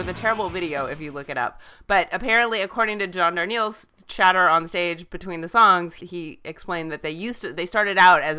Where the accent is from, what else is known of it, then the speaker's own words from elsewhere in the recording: Southern California, United States; And I also am from Southern California, and he's a few years older than me, but not much.